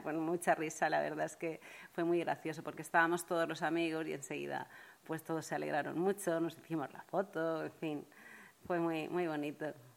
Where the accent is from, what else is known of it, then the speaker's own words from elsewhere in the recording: Monóvar, Valencian Community, Spain; ser la pregonera de mi pueblo